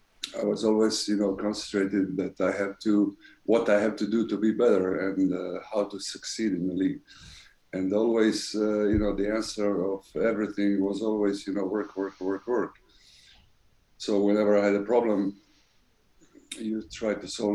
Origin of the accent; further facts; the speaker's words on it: Croatia; moved away as an adult; also born or lived in Rome; we made a deal to stay one more year in my hometown